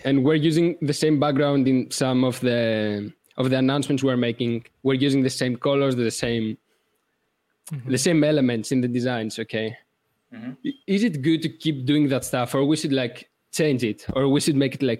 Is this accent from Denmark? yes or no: no; Greece; First of all, I don't have the accent. I'm from Greece and my accent is kind of not the best.